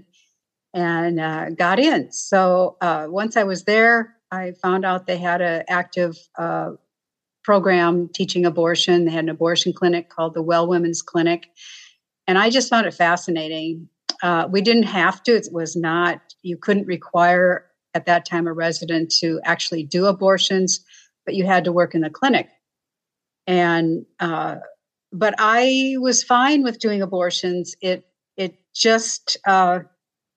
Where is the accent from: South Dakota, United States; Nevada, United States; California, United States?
South Dakota, United States; also born or lived in Indianapolis; I grew up in South Dakota.